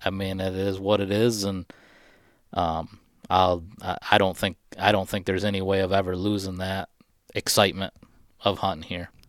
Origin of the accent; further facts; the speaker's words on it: Michigan, United States; this is my home state.